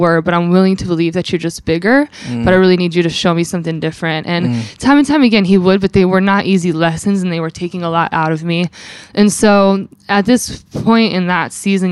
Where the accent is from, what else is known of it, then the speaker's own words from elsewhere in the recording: California, United States; now in Philadelphia, United States; I'm born and raised in California, the high desert mountains